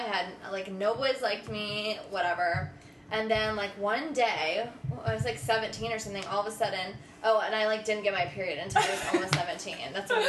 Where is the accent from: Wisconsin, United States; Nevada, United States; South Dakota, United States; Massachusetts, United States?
Massachusetts, United States; Boston; I'm from, I guess, Boston